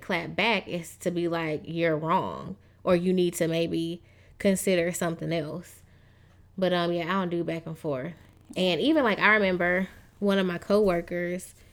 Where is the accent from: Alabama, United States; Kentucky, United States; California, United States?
Alabama, United States; Tuscaloosa; moved away; also born or lived in Michigan; I was born in Michigan, but I grew up after, you know, I left there in Tuscaloosa, Alabama